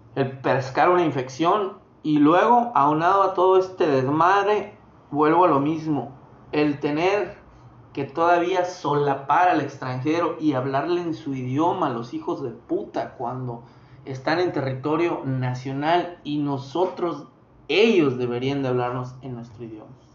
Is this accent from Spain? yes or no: no; Mexico; Nosotros sí tenemos identidad como mexicanos